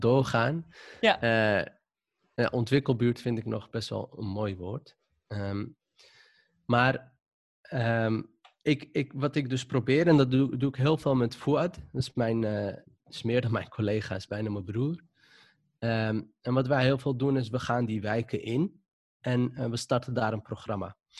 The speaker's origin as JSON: {"language": "Dutch", "town": "Amsterdam", "region": "North Holland", "country": "Netherlands", "tie": "born or raised there", "accent": "Moroccan accent", "said": "ik kom zelf uit de Wildemanbuurt. Dat is eh, wat ik altijd noem een zwarte bubbel. Dus iedereen daar die leek op mij"}